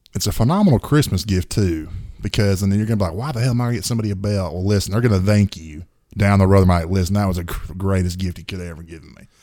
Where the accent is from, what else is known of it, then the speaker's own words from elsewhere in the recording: the South, United States; we're from the South